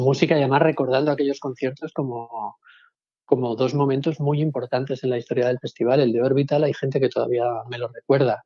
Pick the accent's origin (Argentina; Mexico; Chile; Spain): Spain; Palma, Balearic Islands; yo soy de Palma, que tampoco es un pueblo